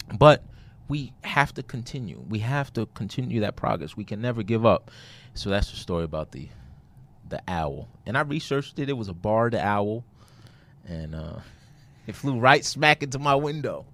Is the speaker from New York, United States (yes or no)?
yes; New York City, New York, United States; moved away; I'm from Brooklyn, New York